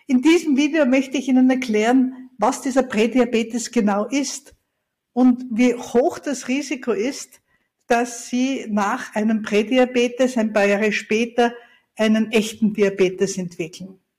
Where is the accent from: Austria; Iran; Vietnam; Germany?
Austria; Ich bin ja Österreicherin und ich liebe unsere Berge